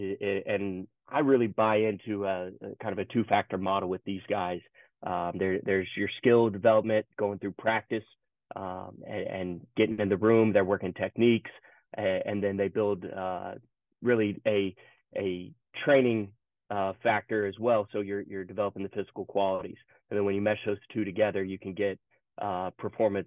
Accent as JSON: {"language": "English", "town": "Charlotte", "region": "North Carolina", "country": "United States", "tie": "born or raised there", "said": "originally I'm from Charlotte"}